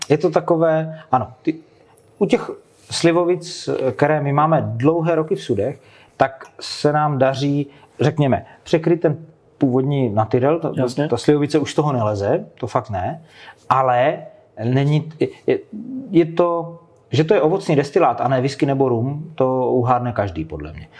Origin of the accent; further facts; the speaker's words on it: Moravian Slovakia, South Moravian Region, Czechia; krajem, odkud pocházím. Já jsem ze Slovácka